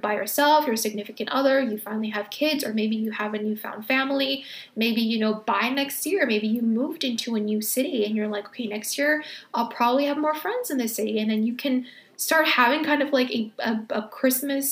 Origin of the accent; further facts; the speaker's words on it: California, United States; moved away as an adult; now in New York, United States; I was born and raised in California